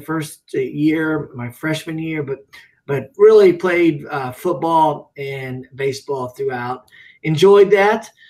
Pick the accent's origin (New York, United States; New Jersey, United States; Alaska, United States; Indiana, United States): Indiana, United States; Ellettsville; I grew up in Ellettsville, Indiana